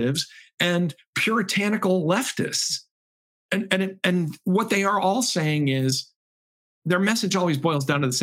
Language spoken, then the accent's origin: English; Chicopee, Massachusetts, United States; My hometown was the world headquarters of Spalding, the sports company